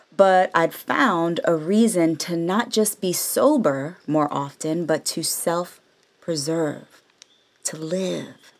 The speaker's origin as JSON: {"language": "English", "area": "the Bay Area", "region": "California", "country": "United States", "moved": "yes", "lives_now": "Los Angeles, United States", "said": "I'm from the Bay all day, San Francisco and Oakland alike"}